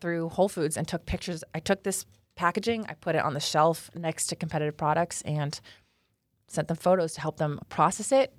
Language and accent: English; Los Angeles, California, United States; moved away as an adult; now in Dallas, United States; I was born in Los Angeles, California